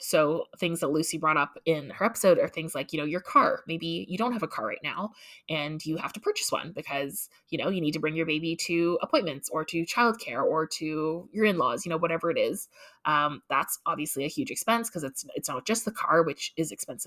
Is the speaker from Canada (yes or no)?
yes; Canada; as a Canadian with my free social health care